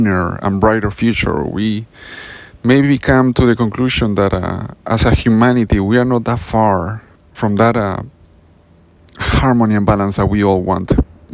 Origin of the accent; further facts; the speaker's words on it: Peru; now in California, United States; I grew up eating those in Peru